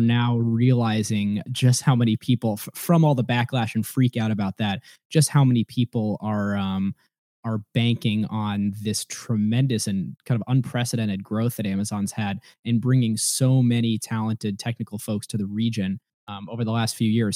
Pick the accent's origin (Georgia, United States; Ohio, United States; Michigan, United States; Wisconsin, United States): Ohio, United States; moved away as an adult; now in Seattle, United States; i grew up in ohio